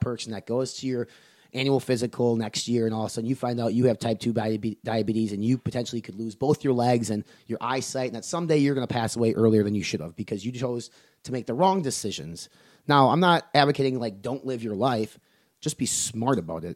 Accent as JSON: {"language": "English", "town": "Medford", "region": "Wisconsin", "country": "United States", "tie": "born or raised there", "moved": "yes", "said": "in my hometown, the four thousand people, a town of Medford, Wisconsin, a farming community"}